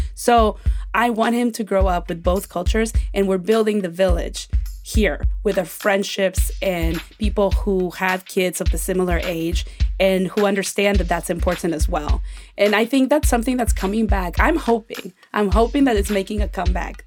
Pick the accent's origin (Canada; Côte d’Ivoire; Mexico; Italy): Mexico; now in United States; When I grew up in Mexico, we had a hu, we have a huge family